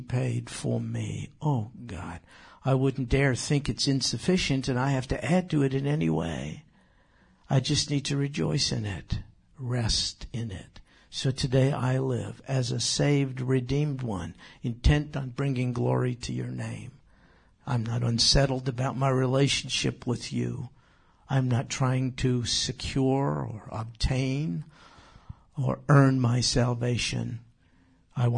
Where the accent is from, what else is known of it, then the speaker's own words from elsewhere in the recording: New York, United States; I grew up in New York. It gets cold there